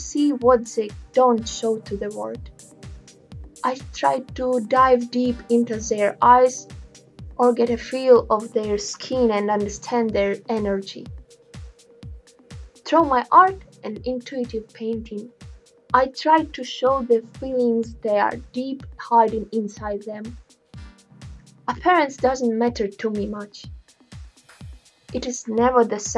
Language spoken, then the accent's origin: English; Ukraine; I'm a painter from Ukraine